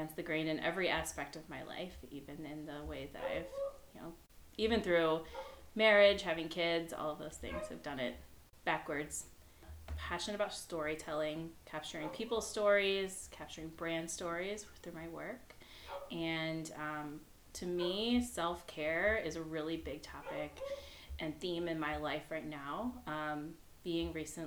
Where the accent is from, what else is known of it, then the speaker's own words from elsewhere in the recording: East Coast, United States; now in Michigan, United States; I'm originally from the East Coast, so I think I'm the only non-Michigander